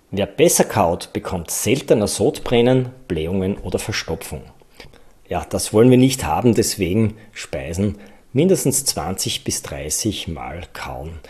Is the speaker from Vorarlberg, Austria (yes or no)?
no; Styria, Austria; Bei uns in der Steiermark